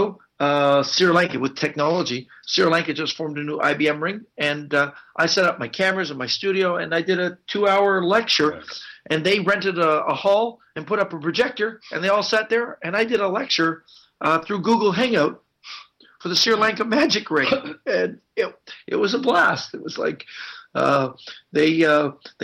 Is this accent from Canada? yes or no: yes; Canada; I'm Canadian